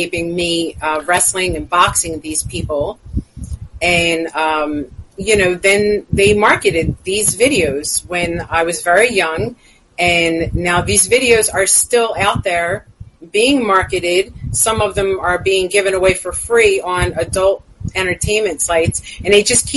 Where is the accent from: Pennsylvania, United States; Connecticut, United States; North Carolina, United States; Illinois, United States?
Pennsylvania, United States; Philadelphia; I grew up in South Philadelphia, Pennsylvania